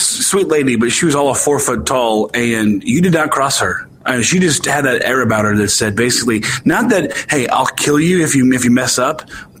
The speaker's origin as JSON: {"language": "English", "town": "Bethalto", "region": "Illinois", "country": "United States"}